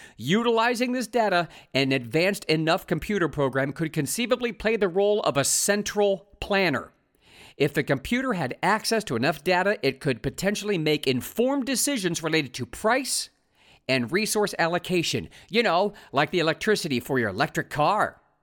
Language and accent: English; Ohio, United States; moved away as an adult; a cross-country move back to my home state of Ohio